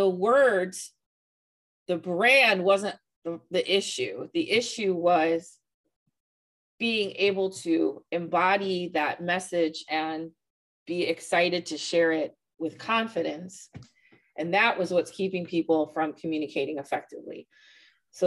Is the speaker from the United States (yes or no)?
yes; St. Louis, Missouri, United States; also born or lived in Virginia; I grew up in the county, moved to the city and made the city my home